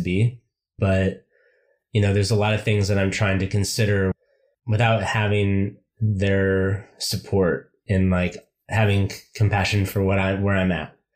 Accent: United States; moved away as an adult; I haven't really seen myself as an American for a long time

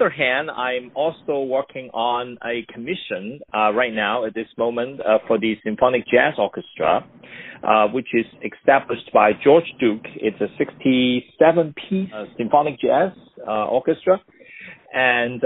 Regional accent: Hong Kong; also born or lived in New York, United States; now in Los Angeles, United States; I grew up in Hong Kong, and that was still under the British

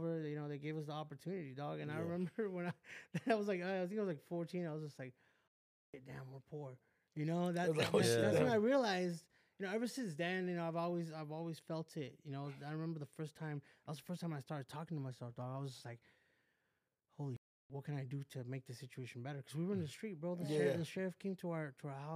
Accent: West Covina, California, United States; also born or lived in Downey; I grew up in West Covina

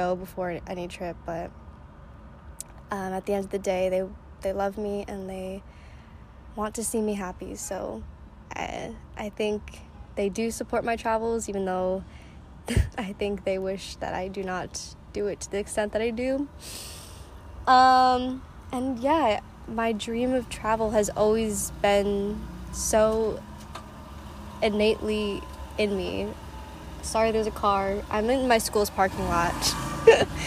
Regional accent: Chicago, Illinois, United States; also born or lived in China; Adopted from China when I was one. Grew up in the US in the suburbs of Chicago

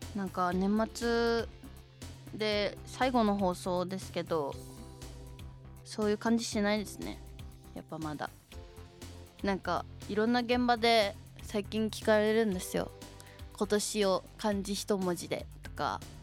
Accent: Shizuoka, Japan; 地元静岡で初めてのイベントということで

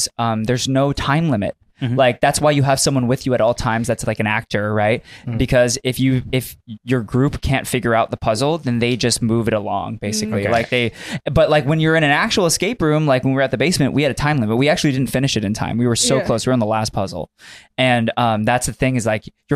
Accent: Buena Park, California, United States; growing up in Buena Park, La Palma

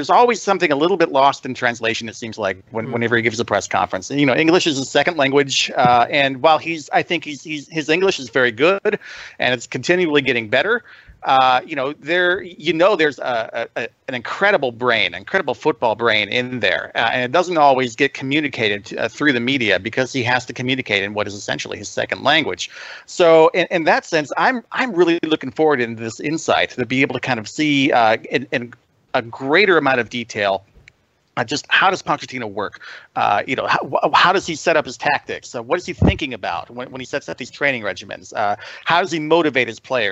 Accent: United States; being an American

